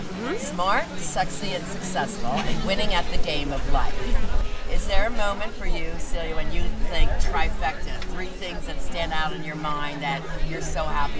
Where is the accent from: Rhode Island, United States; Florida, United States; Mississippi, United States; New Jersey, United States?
New Jersey, United States; Atlantic City; I'm an Atlantic City area girl.